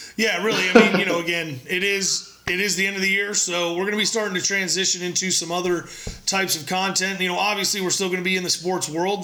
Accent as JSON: {"language": "English", "town": "San Diego", "region": "California", "country": "United States", "tie": "born or raised there", "said": "I was born in San Diego"}